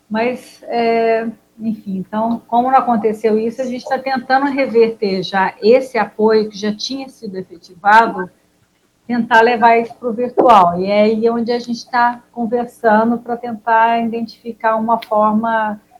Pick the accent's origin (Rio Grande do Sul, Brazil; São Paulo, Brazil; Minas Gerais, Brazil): Minas Gerais, Brazil; Poços de Caldas; Sou de Poços, sulfurosíssima.